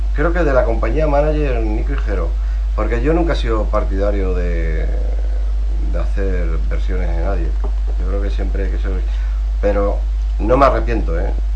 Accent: Burgos, Castile and León, Spain; also born or lived in Pozo del Tío Raimundo, Madrid; soy de Burgos, pero si en vez de ser de Burgos, que estoy súper orgulloso de ser de Burgos

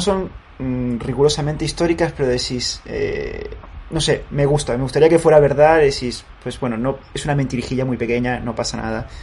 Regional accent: Spain; nosotros como eh, españoles

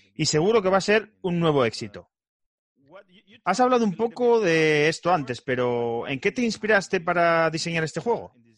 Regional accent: Spain; first language Spanish; moved away as an adult; now in United States; Los tres miembros de este podcast somos de España y nos conocimos aquí en Estados Unidos.

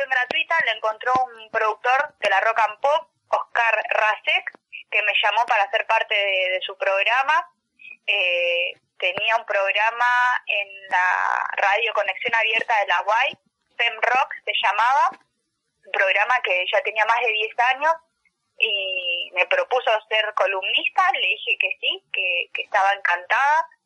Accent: Argentina; lo que significa para nosotros como argentinos

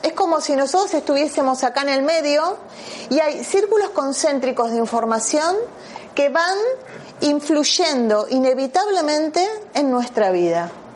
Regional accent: Argentina; moved away; vengo de la Argentina

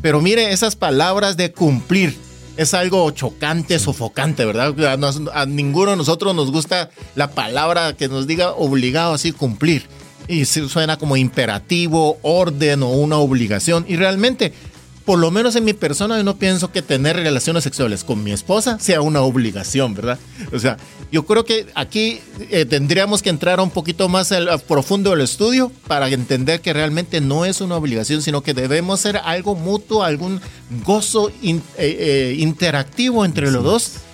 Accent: South Korea; now in Guatemala; yo no soy de aquí, yo soy coreano

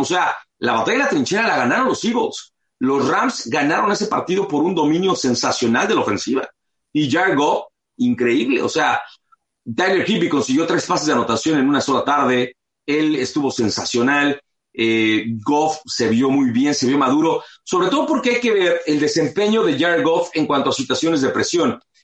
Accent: Mexico City, Mexico; now in Los Angeles, United States; yo nací aquí en Los Ángeles y a los seis meses mi familia se, se mudó a la Ciudad de México

